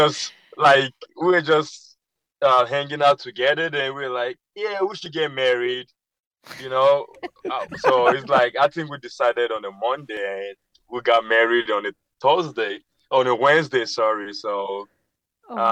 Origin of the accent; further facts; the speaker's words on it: Nigeria; now in United States; growing up in Nigeria